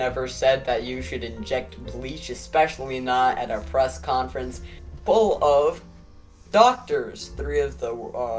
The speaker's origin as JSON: {"language": "English", "country": "Honduras", "said": "Well, actually, I am a dreamer. I'm from Honduras, and my grandfather on my mom's side is from"}